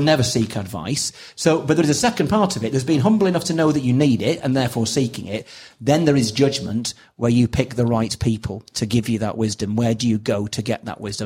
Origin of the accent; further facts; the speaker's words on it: Preston, North West England, United Kingdom; I was brought up in Preston